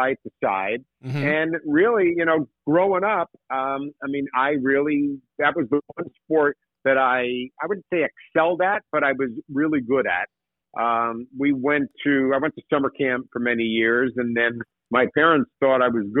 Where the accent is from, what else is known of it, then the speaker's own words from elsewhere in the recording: Tenafly, New Jersey, United States; growing up in Tenafly, New Jersey